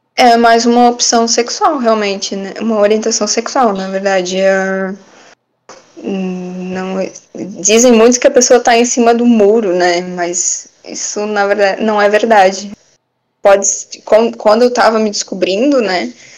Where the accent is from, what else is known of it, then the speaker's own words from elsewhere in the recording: Brusque, Santa Catarina, Brazil; sou de Brusque mesmo